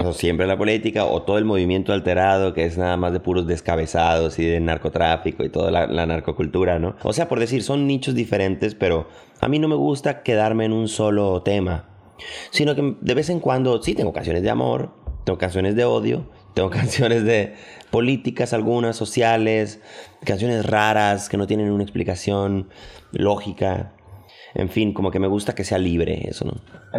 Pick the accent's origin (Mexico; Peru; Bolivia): Mexico; Culiacán, Sinaloa; now in Mexico City, Mexico; Soy de Culiacán, Sinaloa, pero radico en el DF desde hace casi 15 años